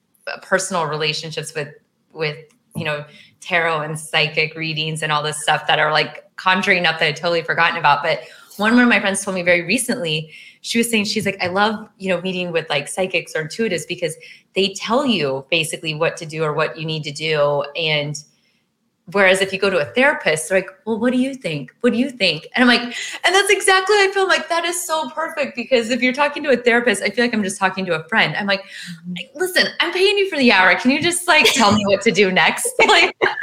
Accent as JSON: {"language": "English", "region": "Midwest", "country": "United States", "moved": "yes", "lives_now": "California, United States", "said": "I'm from the Midwest"}